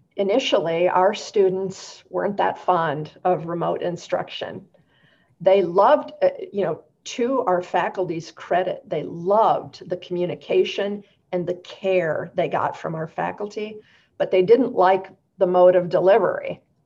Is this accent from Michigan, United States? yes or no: yes; Michigan, United States; now in Central Oregon, United States; I'm from Michigan originally